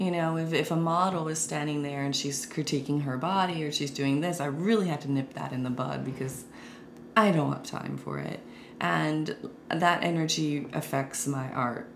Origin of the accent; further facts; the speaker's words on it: Winston-Salem, North Carolina, United States; my hometown of Winston-Salem and Greensboro, the Piedmont Triad